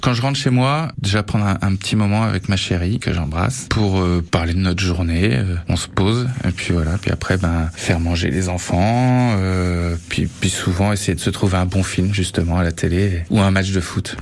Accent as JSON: {"language": "French", "town": "Vatan", "region": "Centre-Val de Loire", "country": "France", "tie": "born or raised there", "said": "je suis originaire de Vatan"}